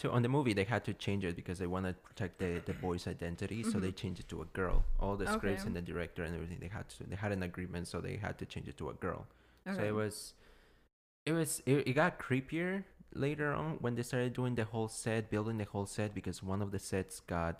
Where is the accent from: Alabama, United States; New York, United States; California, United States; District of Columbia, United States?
District of Columbia, United States; Washington; Yeah, I'm from Washington, D.C.